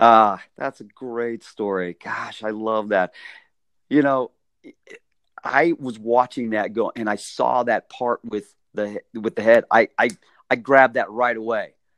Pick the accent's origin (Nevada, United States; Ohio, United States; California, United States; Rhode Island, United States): Nevada, United States; Las Vegas; I grew up in Las Vegas